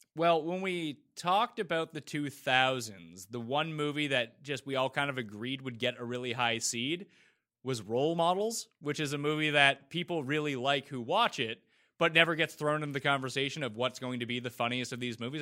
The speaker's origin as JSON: {"language": "English", "country": "Canada", "said": "as a Canadian"}